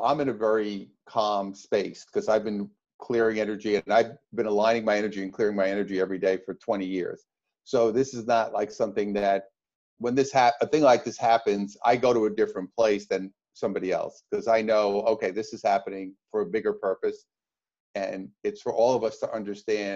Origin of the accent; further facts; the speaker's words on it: New York, United States; now in Orange County, United States; I'm from New York originally, and now I live up the road from you here in Orange County.